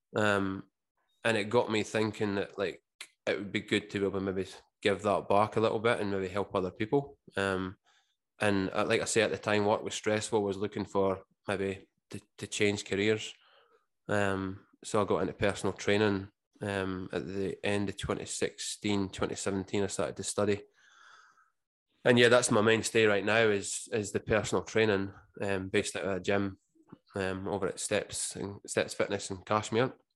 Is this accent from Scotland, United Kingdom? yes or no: yes; Scotland, United Kingdom; moved away as an adult; now in Australia; growing up in Scotland, it was pretty much the, the working man's sport